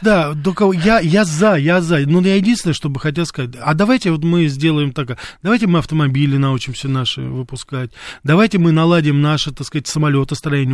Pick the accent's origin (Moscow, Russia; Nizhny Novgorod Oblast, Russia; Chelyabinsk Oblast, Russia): Moscow, Russia; свое детство провел в Мариной роще